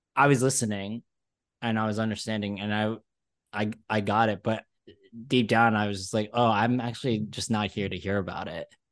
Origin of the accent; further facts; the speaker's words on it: Malaysia; now in New York, United States; I'm from Malaysia